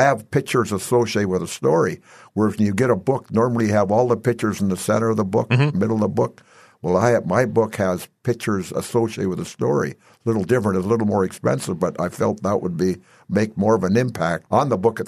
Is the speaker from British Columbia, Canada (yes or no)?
yes; British Columbia, Canada; the environment I grew up in British Columbia, it wasn't conducive to baseball until May.